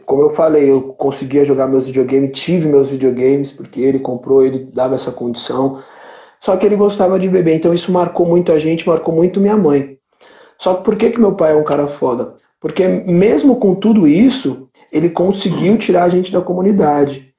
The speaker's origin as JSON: {"language": "Portuguese", "region": "São Paulo", "country": "Brazil", "tie": "born or raised there", "also_born_or_lived": "Itaim, São Paulo", "said": "eu nasci em São Miguel, lá no Santana, onde é a, a minha adega"}